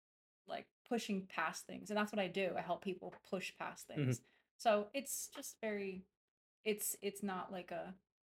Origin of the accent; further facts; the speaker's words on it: Philadelphia, Pennsylvania, United States; I grew up in South Philly